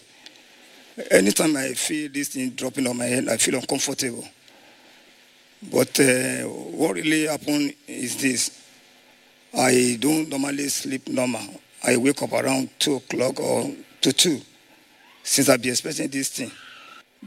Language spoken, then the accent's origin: English; Ijebu, Ogun State, Nigeria; I'm from Ijebu in Ogun State